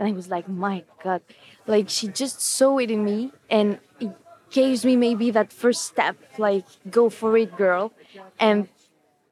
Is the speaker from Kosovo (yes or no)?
yes; Kosovo; also born or lived in France; I was born in France, but I grew up there in Kosovo. And the village, the town we see in the film is the town where I grew up